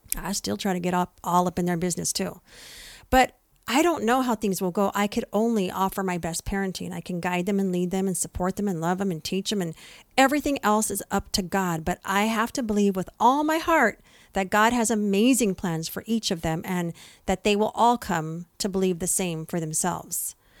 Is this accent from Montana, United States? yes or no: no; San Jose, California, United States; now in San Diego area, United States; I'm from East Side, San Jose